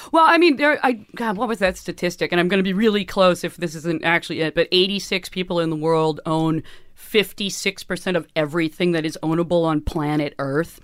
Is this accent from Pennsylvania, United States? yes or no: no; San Francisco, California, United States; also born or lived in Chico, California; growing up in San Francisco